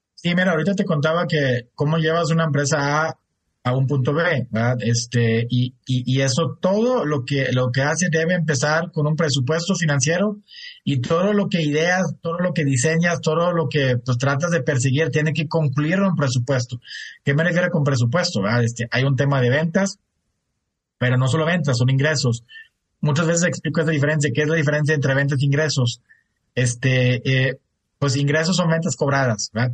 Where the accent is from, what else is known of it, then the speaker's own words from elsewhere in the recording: Germany; moved away as an adult; also born or lived in United States; now in Mexico; Yo soy de Alemania, mi esposa es regia